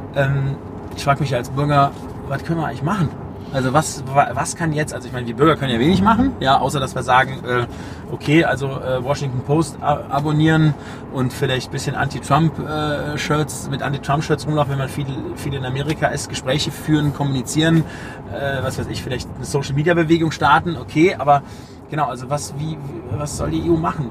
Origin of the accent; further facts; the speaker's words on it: Düren, North Rhine-Westphalia, Germany; ich komme ja aus Düren